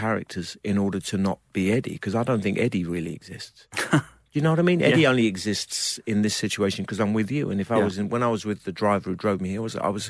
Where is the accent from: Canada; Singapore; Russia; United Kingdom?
United Kingdom; So I avoided being just a British actor.